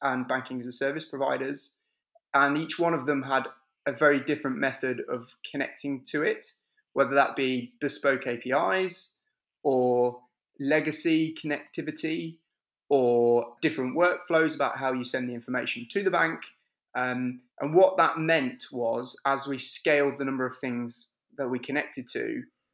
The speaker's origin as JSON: {"language": "English", "area": "the Midlands", "region": "England", "country": "United Kingdom", "said": "I'm from the center of England, the Midlands, which means that people from the north of England think I'm southern, people from the south of England think I'm northern, and everyone else outside of England can't place where my accent is from"}